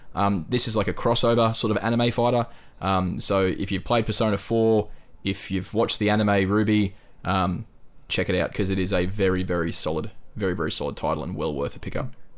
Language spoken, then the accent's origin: English; North Queensland, Australia; I'm from North fucking Queensland